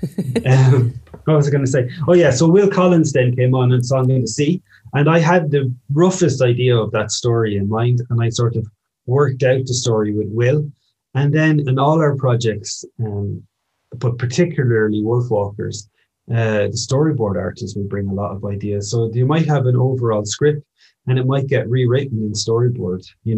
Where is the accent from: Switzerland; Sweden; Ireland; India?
Ireland; Kilkenny, Leinster; I was back in my hometown with, you know, friends and family close by.